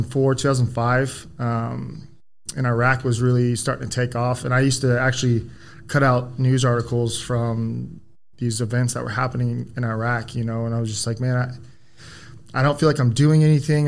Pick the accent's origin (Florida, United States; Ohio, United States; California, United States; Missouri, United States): Florida, United States; Cocoa Beach; I was born and raised in Florida